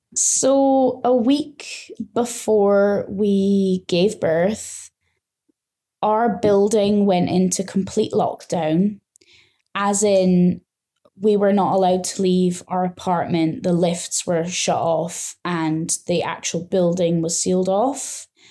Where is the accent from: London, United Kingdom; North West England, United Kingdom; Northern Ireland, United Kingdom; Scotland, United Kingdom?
Scotland, United Kingdom; moved away as an adult; now in Nantong, China; I am from Scotland in the U K, and I have been in China now for three and a half years